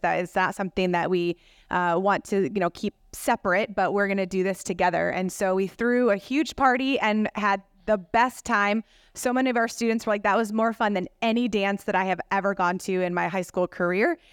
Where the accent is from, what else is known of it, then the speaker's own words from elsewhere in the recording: Rockford, Illinois, United States; now in Madison, United States; I grew up in, uh, Rockford, Illinois